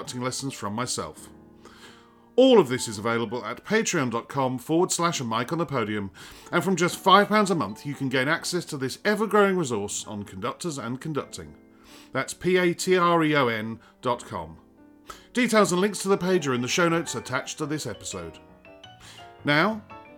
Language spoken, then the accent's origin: English; England, United Kingdom; as an Englishman